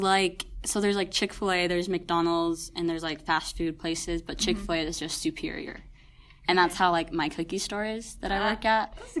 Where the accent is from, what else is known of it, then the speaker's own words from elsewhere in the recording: Mexico; also born or lived in Texas; I am Mexican